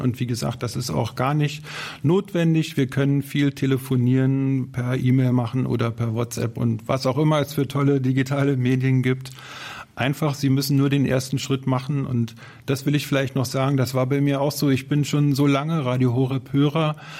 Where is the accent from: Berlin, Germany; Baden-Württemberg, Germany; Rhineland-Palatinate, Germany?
Berlin, Germany; ich komme aus Berlin und bin 55 Jahre alt